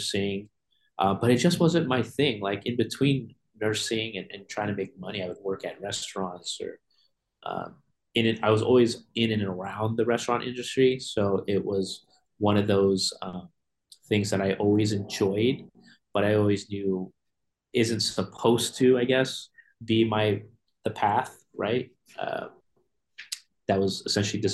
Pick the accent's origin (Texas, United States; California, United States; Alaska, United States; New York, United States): California, United States; Bay Area; also born or lived in Connecticut; I'm originally from the Bay Area. I was born on the East Coast in Connecticut on a submarine base, and then I moved to the Bay Area when I was like around two to three years old